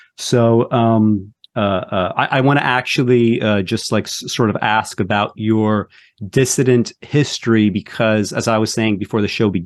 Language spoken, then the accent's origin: English; Belarus; moved away; I was born in Belarus